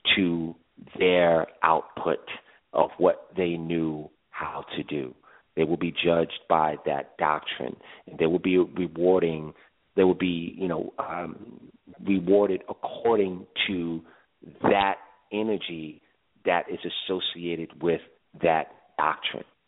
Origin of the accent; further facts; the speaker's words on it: New York City, New York, United States; I am actually from Brooklyn